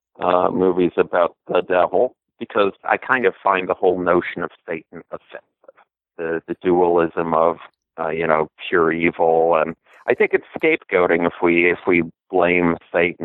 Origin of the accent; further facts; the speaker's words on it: Milwaukee, Wisconsin, United States; Growing up in Milwaukee, I was, 18